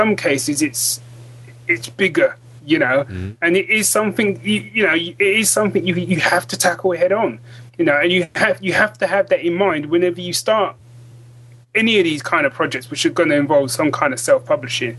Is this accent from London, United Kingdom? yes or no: yes; London, United Kingdom; moved away as an adult; now in Northampton, United Kingdom; originally I'm from London. That's where I was born and raised.